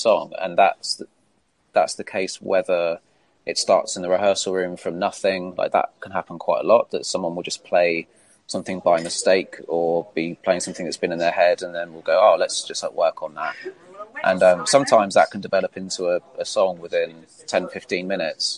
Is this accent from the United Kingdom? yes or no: yes; Isle of Wight, South East England, United Kingdom; we're all from the Isle of Wight